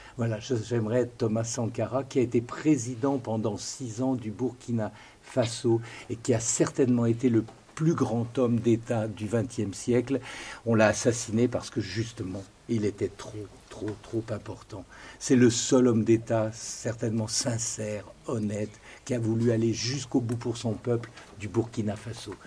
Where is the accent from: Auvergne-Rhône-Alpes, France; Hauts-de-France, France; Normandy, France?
Auvergne-Rhône-Alpes, France; Lyon; je suis né euh, là, à Lyon, sur les rives du Rhône